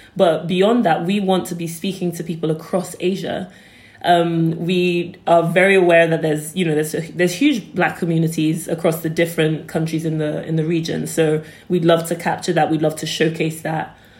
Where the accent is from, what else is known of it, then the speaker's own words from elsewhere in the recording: London, United Kingdom; when I was growing up in, in London, when I was um, much younger, so about say 10